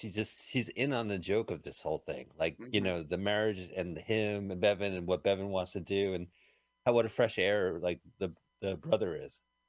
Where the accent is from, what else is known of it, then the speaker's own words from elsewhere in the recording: Fair Lawn, New Jersey, United States; also born or lived in New York City / Montclair; You didn't know I grew up in the Radburn community of Fairlawn?